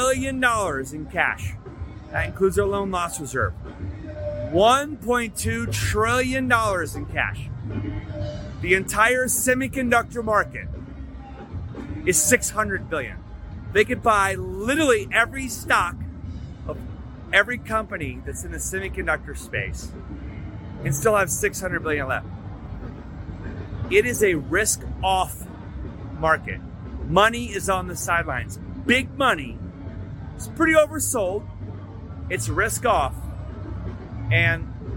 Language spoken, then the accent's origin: English; Texas, United States; I'm from Texas